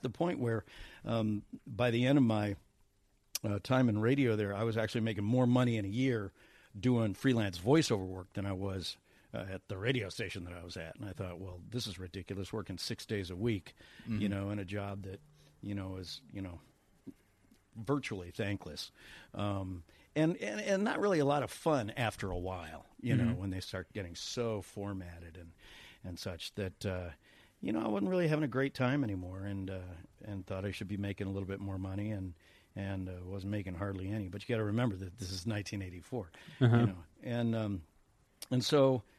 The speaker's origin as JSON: {"language": "English", "town": "Cleveland", "region": "Ohio", "country": "United States", "tie": "born or raised there", "also_born_or_lived": "New York", "said": "I was born in New York, but actually grew up in Cleveland"}